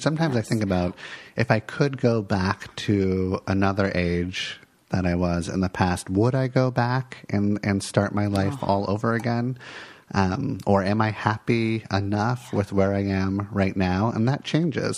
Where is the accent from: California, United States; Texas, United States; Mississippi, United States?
California, United States; Santa Monica; moved away as an adult; now in Portland, United States; i grew up in los angeles and I um, lots of like wonderful, lovely moments growing up in Santa Monica, and then I decided to like leave Los Angeles